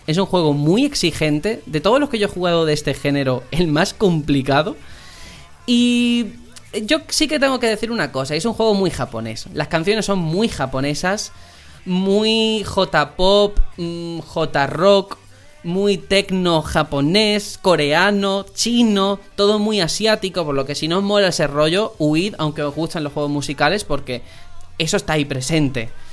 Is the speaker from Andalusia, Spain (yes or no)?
yes; Algeciras, Andalusia, Spain; moved away; mi tierra, Algeciras